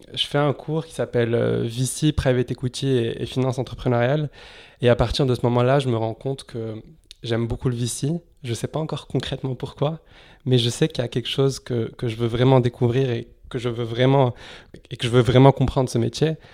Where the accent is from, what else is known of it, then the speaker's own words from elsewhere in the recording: Casablanca, Casablanca-Settat, Morocco; moved away as an adult; also born or lived in Lyon, France; now in France; j'ai grandi à Casablanca, au Maroc, où, où j'ai fait mon lycée euh, là-bas, au lycée Lyoté. je suis arrivé ensuite en France à, l'âge de 18 ans